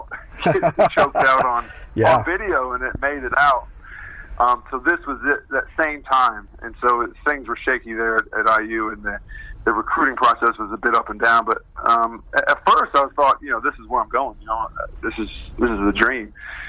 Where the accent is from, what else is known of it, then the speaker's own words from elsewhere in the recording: Bluffton, Indiana, United States; moved away; I grew up in Indiana, so northeastern Indiana, a town called Bluffton of about 10,000.